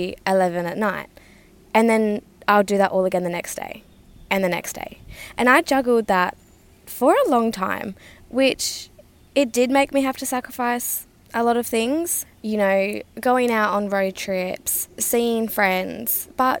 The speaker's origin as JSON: {"language": "English", "region": "Western Australia", "country": "Australia", "tie": "born or raised there", "moved": "yes", "said": "Australia, which is my hometown"}